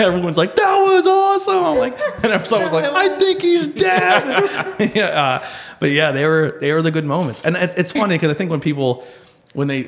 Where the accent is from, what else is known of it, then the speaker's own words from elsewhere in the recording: Pennsylvania, United States; growing up in Monte City